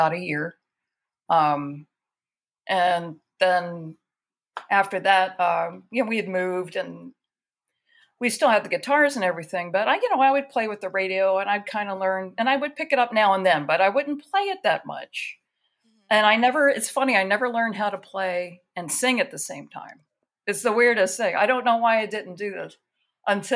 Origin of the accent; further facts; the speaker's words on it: Baltimore, Maryland, United States; my parents are, we're from the Baltimore area